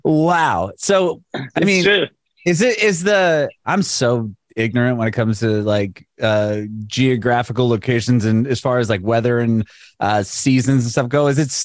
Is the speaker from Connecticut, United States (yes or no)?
no; San Diego, California, United States; now in Nashville, United States; I'm in Nashville, Tennessee. It's been brutal here too, but I have family and I'm originally from San Diego, and I guess it's been even more hot there.